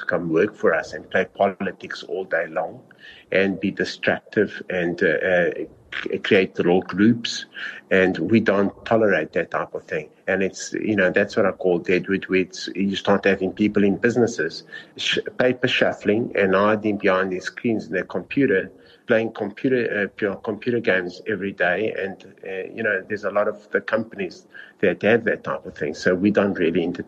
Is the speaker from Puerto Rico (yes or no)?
no; South Africa; I am South African